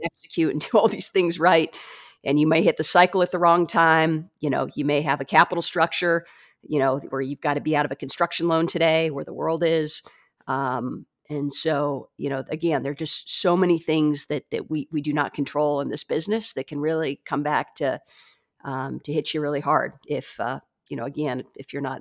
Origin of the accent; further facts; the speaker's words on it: San Diego, California, United States; also born or lived in Michigan; I was born and raised in San Diego